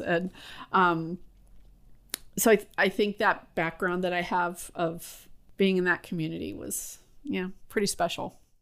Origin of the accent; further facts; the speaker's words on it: San Francisco, California, United States; I grew up in North Beach in San Francisco, and we had a Basque restaurant on Broadway